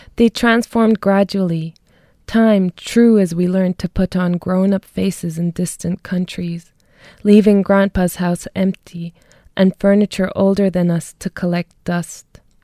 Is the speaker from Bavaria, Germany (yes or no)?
yes; Munich, Bavaria, Germany; moved away as an adult; now in Dublin, Ireland; I was born and raised in Germany